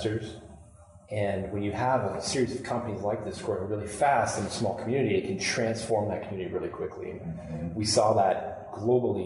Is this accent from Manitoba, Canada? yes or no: no; Kitchener, Ontario, Canada; I grew up in Kitchener-Waterloo